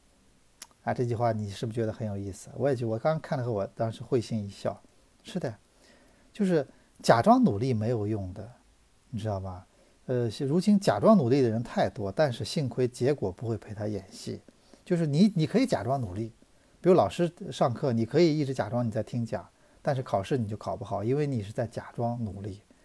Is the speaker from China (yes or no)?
yes; China; 我们中国人